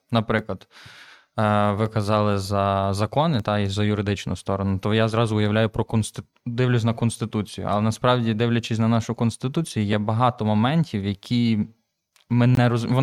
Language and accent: Ukrainian; Galicia, Ukraine